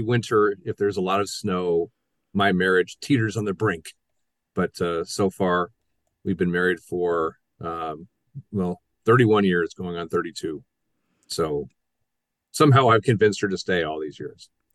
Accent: Ohio, United States; also born or lived in South Florida / Miami / Milwaukee; now in Wisconsin, United States; I'm originally from Ohio

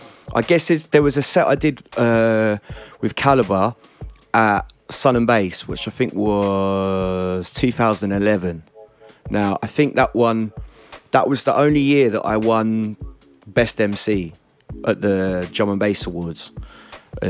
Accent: Essex, East of England, United Kingdom; I grew up in Essex

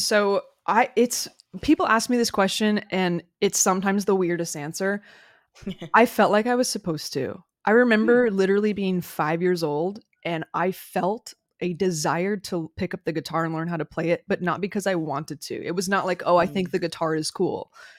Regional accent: Florida, United States; I grew up in South Florida, there were a lot of trees.

